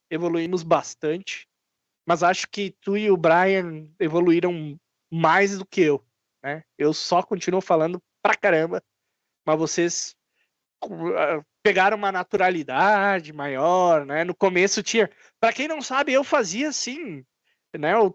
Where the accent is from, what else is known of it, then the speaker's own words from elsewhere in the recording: Barbacena, Minas Gerais, Brazil; Ah, eu, quando cresci lá em Barbacena, quando era pequeno